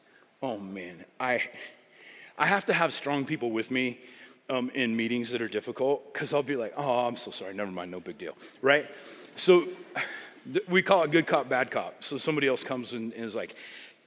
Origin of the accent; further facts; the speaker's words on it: Colorado, United States; I grew up in Colorado